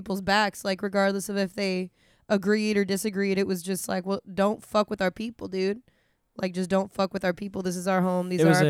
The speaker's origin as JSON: {"language": "English", "region": "Connecticut", "country": "United States", "tie": "born or raised there", "moved": "yes", "lives_now": "Orlando, United States", "said": "I visited Connecticut because I visited my hometown"}